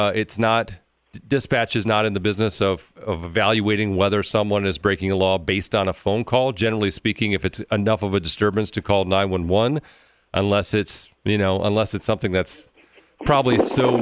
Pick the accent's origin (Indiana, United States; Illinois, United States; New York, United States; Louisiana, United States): Louisiana, United States; now in Wisconsin, United States; I did a lot of growing up in Louisiana